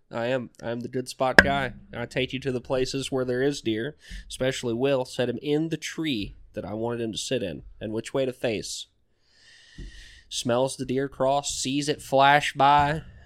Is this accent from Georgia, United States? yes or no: yes; Southwest Georgia, United States; moved away; I come from Southwest Georgia.